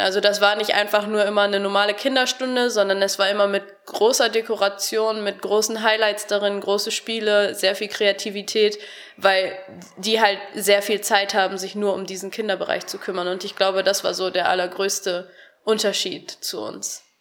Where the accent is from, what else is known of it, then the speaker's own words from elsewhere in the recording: Harsewinkel, North Rhine-Westphalia, Germany; moved away as an adult; now in Cologne, Germany; Ich komme aus Hasewinkel, das ist im Kreis Gütersloh.